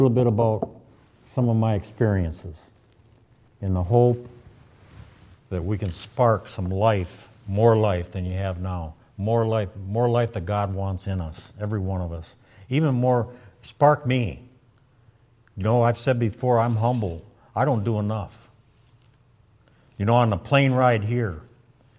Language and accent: English; Michigan, United States; I'm from Michigan